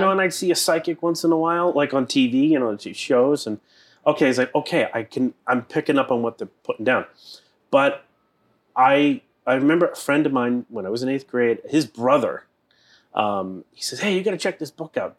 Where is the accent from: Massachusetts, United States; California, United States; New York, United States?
Massachusetts, United States; Boston; I am from the East Coast. I grew up in Boston.